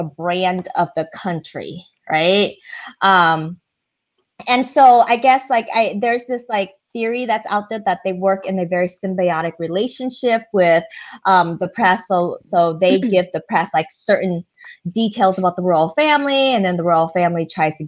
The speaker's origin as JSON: {"language": "English", "country": "United States", "said": "we're American"}